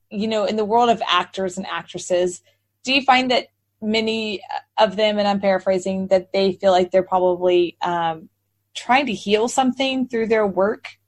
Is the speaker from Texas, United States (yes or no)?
yes; Texas, United States; So that's why people always ask me, where are you from? And I said, Texas. And they go, you don't have a Texas accent.